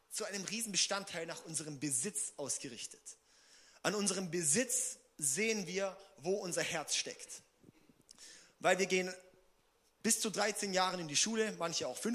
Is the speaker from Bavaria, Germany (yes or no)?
no; Singen, Baden-Württemberg, Germany; Ich brauche einen neuen Auspuff am Auto, weil ich komme aus Singen.